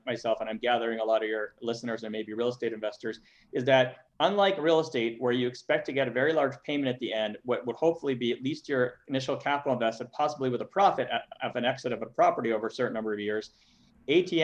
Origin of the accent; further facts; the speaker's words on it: Montreal, Quebec, Canada; moved away; I'm from Montreal originally